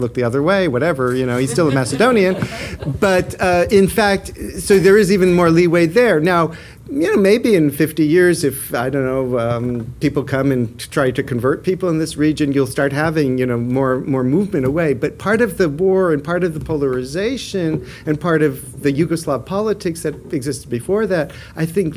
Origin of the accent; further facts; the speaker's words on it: United States; moved away as an adult; now in Auckland, New Zealand; I'm an American